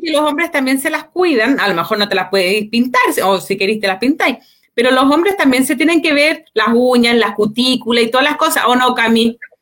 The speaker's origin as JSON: {"language": "Spanish", "town": "Santiago", "region": "Santiago Metropolitan Region", "country": "Chile", "said": "somos todos vecinos de Peñalolén"}